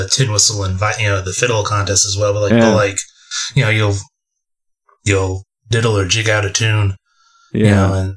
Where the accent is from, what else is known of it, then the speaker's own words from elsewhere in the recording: Freehold, New Jersey, United States; I'm from a town in central Jersey called Freehold, or Freehold Township.